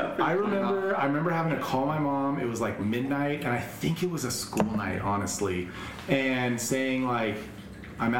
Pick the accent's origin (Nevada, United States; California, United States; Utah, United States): Nevada, United States; Las Vegas; growing up in Vegas.